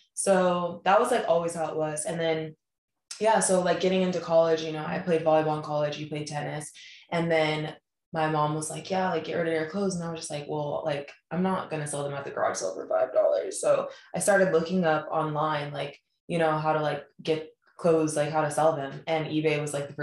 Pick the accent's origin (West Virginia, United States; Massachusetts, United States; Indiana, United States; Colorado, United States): Colorado, United States; moved away; growing up in Colorado in the suburbs